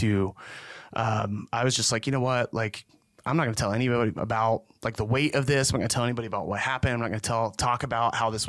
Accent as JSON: {"language": "English", "town": "Belleville", "region": "Pennsylvania", "country": "United States", "tie": "born or raised there", "said": "So I grew up right outside of Belleville, Pennsylvania. So you either know it or you don't."}